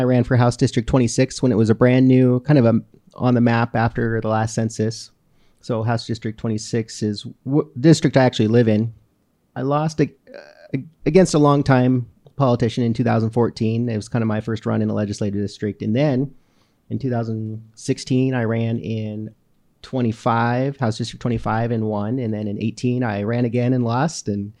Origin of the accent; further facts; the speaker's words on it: Great Falls, Montana, United States; also born or lived in Missoula; I've lived in Great Falls for as long as I can remember. I was born in Missoula in 1984, so I'm going to be 36 next month